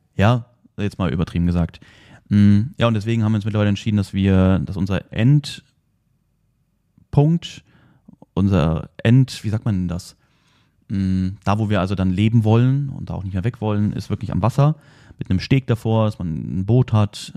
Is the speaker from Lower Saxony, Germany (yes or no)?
yes; near Wolfsburg, Lower Saxony, Germany; ich bin in der Nähe von Wolfsburg aufgewachsen